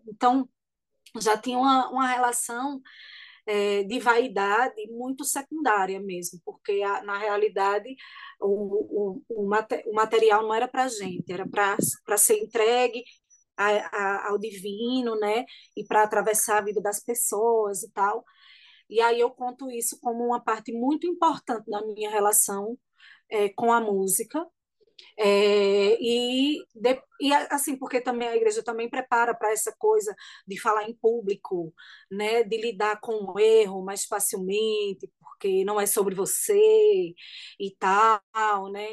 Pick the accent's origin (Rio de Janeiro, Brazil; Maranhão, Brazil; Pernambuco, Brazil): Pernambuco, Brazil; Bonito; now in Caruaru, Brazil; eu morava em Bonito